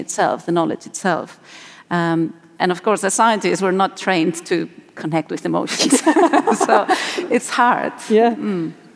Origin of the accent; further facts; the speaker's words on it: Spain; moved away; I'm, I'm originally from Spain